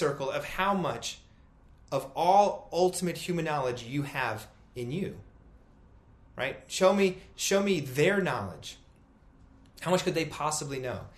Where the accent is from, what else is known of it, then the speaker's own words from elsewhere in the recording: United States; As an American at over 40 years old